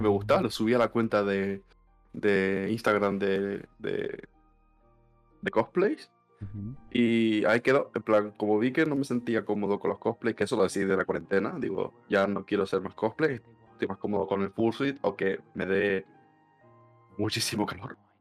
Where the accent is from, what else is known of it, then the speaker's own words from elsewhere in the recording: Canary Islands, Spain; soy de Canarias, que soy de España